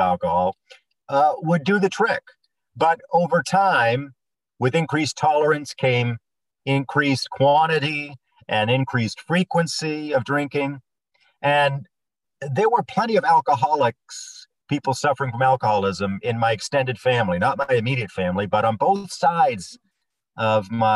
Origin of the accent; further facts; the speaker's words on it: Bangor, Maine, United States; I grew up in Bangor